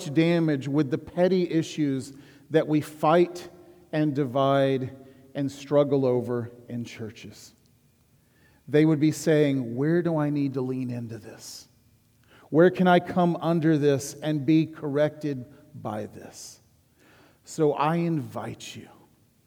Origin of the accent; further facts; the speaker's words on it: Huntsville, Alabama, United States; I was born and raised in Huntsville, Alabama